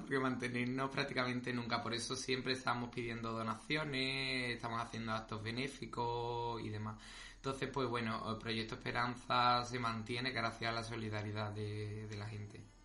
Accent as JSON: {"language": "Spanish", "town": "Morón de la Frontera", "region": "Andalusia", "country": "Spain", "said": "nosotros somos de Morón, siempre queremos nuestro pueblo"}